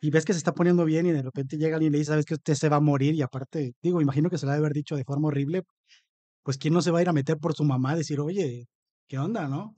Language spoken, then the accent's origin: Spanish; Papantla, Veracruz, Mexico; yo también soy de Papantla